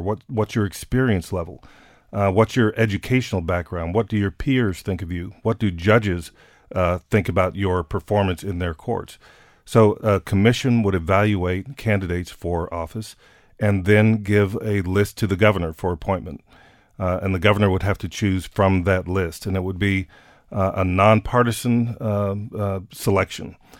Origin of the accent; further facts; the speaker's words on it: San Antonio, Texas, United States; my hometown of San Antonio